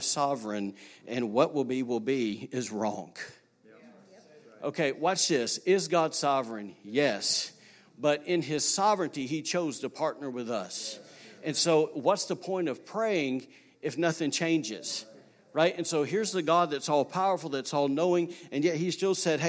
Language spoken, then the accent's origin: English; Alabama, United States; now in Rockport, Maine, United States; I'm from Alabama. I'm from a straight redneck state